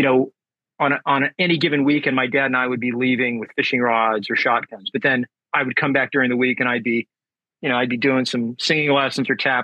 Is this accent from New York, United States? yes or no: no; San Diego, California, United States; I was born in San Diego, California, and raised here, and I currently still live here.